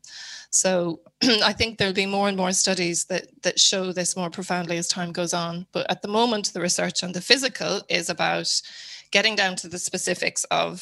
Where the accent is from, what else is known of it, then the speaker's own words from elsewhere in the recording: Wicklow, Leinster, Ireland; moved away as an adult; also born or lived in London / Dublin; now in County Mayo, Ireland; I'm from Wicklow